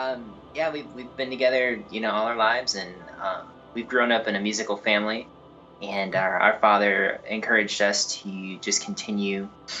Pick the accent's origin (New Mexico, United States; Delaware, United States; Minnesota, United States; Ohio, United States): Ohio, United States; Northern; moved away as an adult; now in Nashville, United States; Northern Ohio, which is where we're originally from. And that's what the name … is, actually a street that we grew up on in Northern Ohio. But we relocated here to basically Music Central in the United States.